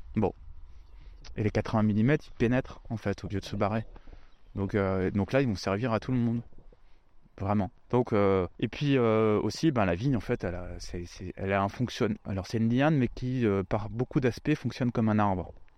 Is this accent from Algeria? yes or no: no; Lorraine, Grand Est, France; also born or lived in Rosheim, Alsace; même si je suis pas originaire du sud de la France, je suis lorrain.